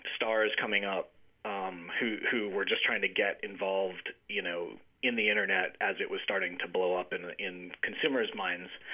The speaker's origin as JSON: {"language": "English", "town": "Jackson", "region": "Mississippi", "country": "United States", "tie": "born or raised there", "also_born_or_lived": "Connecticut", "moved": "as an adult", "said": "I grew up in Mississippi, and I, uh, you know, in in the town of Jackson"}